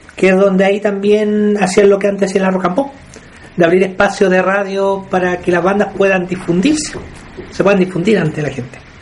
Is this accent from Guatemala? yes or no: no; Penco, Biobío, Chile; yo soy de Benco.